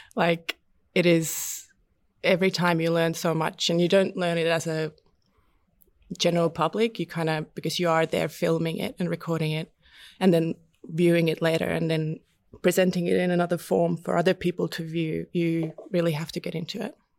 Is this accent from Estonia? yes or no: yes; Estonia; also born or lived in London; now in Melbourne, Australia; I found this course where I grew up in Estonia at the Baltic Film and Media School